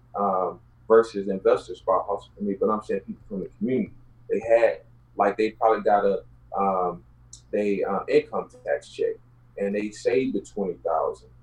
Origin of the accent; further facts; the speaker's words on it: Houston, Texas, United States; I grew up in South Park. My mom stayed in Yellowstone. I was born in South Park.